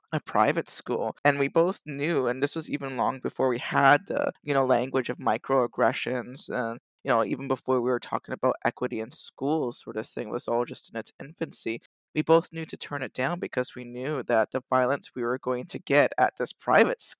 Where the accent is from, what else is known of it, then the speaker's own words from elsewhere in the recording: Toronto, Ontario, Canada; I grew up in Regent Park